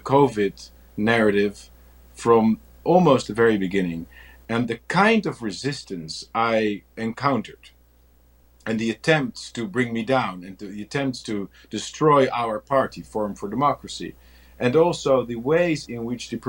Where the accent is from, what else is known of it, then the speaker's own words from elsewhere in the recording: Netherlands; I'm from the Netherlands in Europe, a relatively small country